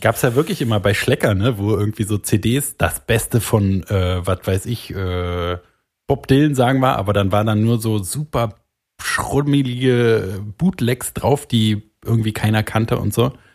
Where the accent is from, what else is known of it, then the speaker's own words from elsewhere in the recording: Germany; Ich bin Deutscher. Ich bin stolz, Deutscher zu sein.